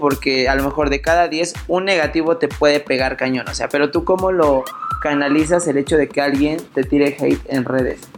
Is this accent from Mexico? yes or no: yes; Puebla, Mexico; yo soy de Puebla